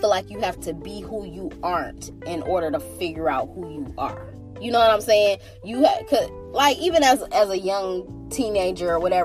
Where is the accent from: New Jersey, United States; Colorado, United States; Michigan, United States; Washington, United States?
Michigan, United States; Detroit; also born or lived in Birmingham, Michigan; I'm from Detroit, but I done lived all around the Metro Detroit area my entire life